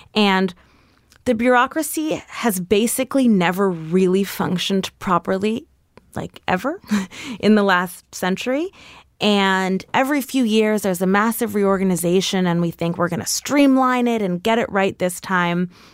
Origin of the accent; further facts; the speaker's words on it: New York City, New York, United States; I grew up on one hundred six between West End and Riverside.